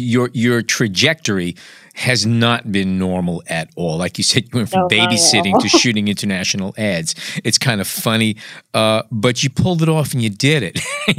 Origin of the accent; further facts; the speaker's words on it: New York City, New York, United States; moved away; I grew up in Brooklyn, but I moved from Brooklyn because I wanted a parking spot.